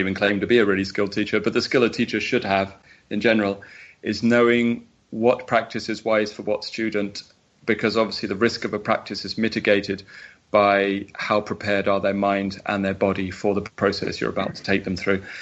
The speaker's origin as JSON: {"language": "English", "country": "United Kingdom", "said": "I'm typically British."}